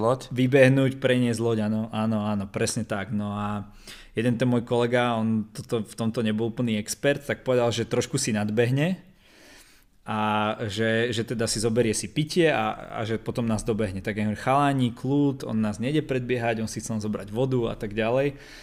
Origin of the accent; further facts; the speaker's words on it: Trenčín, Trenčín Region, Slovakia; som z Trenčína